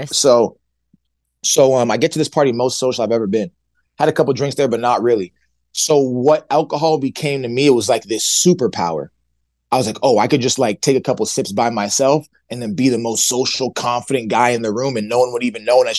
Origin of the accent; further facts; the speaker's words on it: Nigeria; And I had Heineken in my basement because I'm Nigerian. My parents used to have these like Nigerian parties.